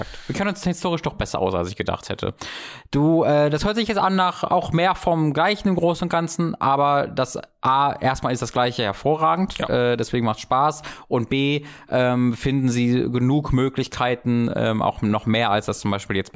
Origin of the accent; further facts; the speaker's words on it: Germany; Ich als Deutscher weiß es gar nicht, leider.